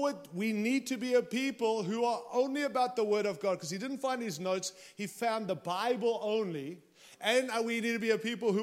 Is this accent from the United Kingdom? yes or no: no; Australia; now in United States; I arrived here with my Aussie passport, and I came in as an Aussie